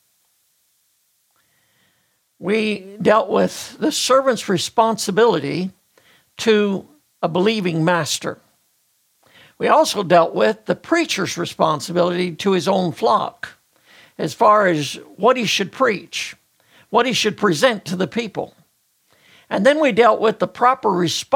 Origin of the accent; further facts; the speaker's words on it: United States; as an American